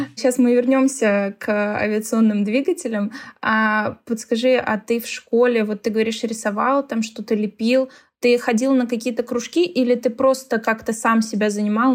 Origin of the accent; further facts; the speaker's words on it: Tolyatti, Samara Oblast, Russia; я из Тольятти, нас тоже пугали Автовазы